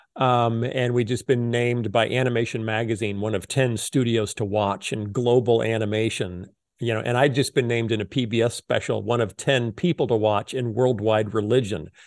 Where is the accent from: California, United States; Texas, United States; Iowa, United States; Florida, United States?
Iowa, United States; Muscatine; I was born in Muscatine, Iowa, at the Muscatine General Hospital.